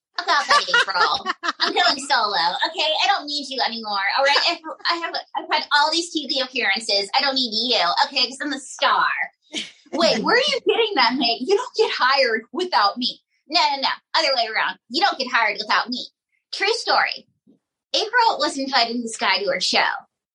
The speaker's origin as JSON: {"language": "English", "town": "Pocatello", "region": "Idaho", "country": "United States", "tie": "born or raised there", "said": "My hometown of Pocatello, Idaho."}